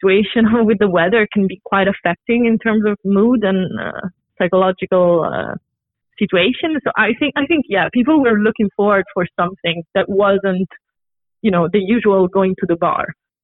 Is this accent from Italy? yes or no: yes; Rome, Lazio, Italy; moved away as an adult; now in Copenhagen, Denmark; I'm Italian. I'm originally from Rome, and I've been living here for the past 4 years.